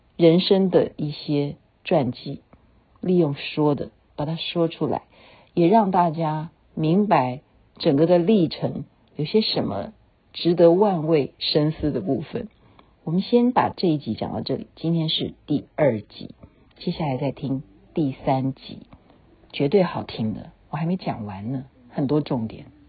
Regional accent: Taiwan; 小时候是在眷村

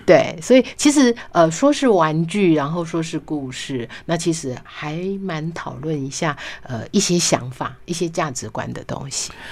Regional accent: Beipu, Hsinchu County, Taiwan; 我们乡下我是在新竹县北部乡长大的孩子

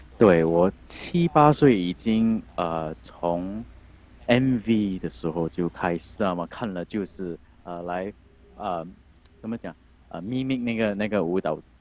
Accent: Singapore; 我们新加坡人叫，叫他菜饭

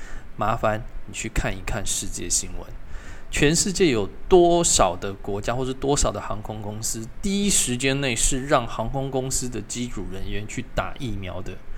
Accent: Taiwan; 我从小在这边出生，已经五十快五十年了，我缴的税不会比各位少。我生活对台湾的贡献不会比各位少

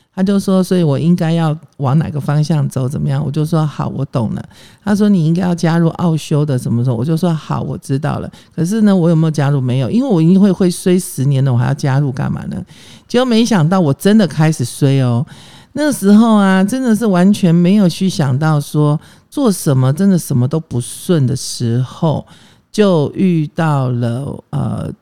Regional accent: Taiwan; 我是外省人啊，我，我从小眷村长大

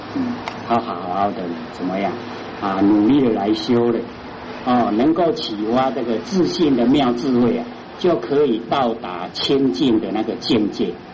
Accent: Taiwan; 我们台湾话就是这样讲啊

